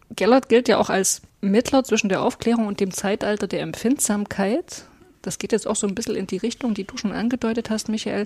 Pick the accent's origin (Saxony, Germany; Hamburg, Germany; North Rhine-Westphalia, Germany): Saxony, Germany; Aue; now in Meißen, Germany; Ich bin ja in, in Auer aufgewachsen im Erzgebirge